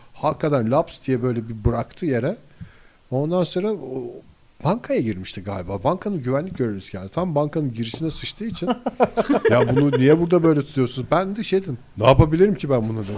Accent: İzmir, Turkey; benim çocukluğum yani İzmir'de büyüdük hepimiz

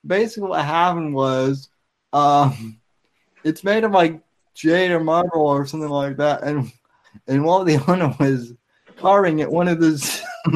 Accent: Denver, Colorado, United States; I'm from Denver

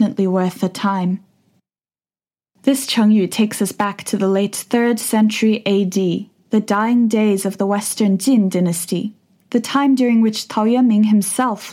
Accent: Shanghai, China; also born or lived in United Kingdom; now in Beijing, China; I've been listening to Laszlo's various shows since I was 10 years old, growing up in Shanghai, China

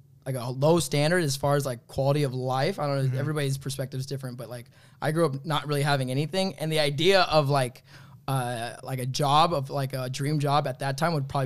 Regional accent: Sacramento, California, United States; born there; So I was born in Sacramento, California.

